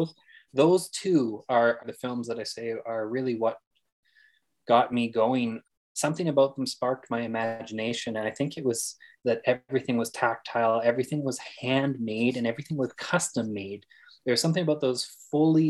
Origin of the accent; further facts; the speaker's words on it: Fort McMurray, Alberta, Canada; I grew up in Fort McMurray, Alberta.